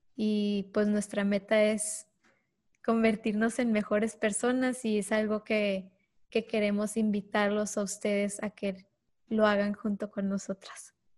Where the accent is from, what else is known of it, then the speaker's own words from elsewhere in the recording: Ciudad Juárez, Chihuahua, Mexico; also born or lived in El Paso, Texas; soy de Ciudad Juárez, Chihuahua, nacida en El Paso, Texas, que es la frontera eh, yo crecí en este mundo de dos países